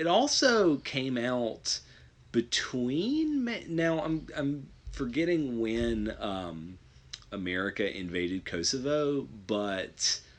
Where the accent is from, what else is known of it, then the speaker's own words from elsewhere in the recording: Detroit, Michigan, United States; I love RoboCop, and, you know, I'm from Detroit, so I'm proud of RoboCop.